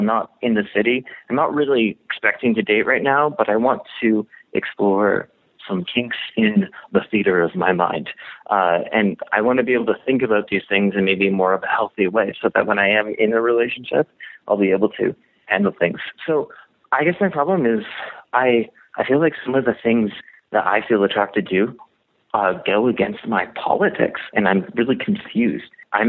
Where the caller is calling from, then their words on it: Western Canada, Canada; I'm calling from Western Canada in a rural location, just kind of out in the country. I'm 28 years old, and I'm straight, and I'm single.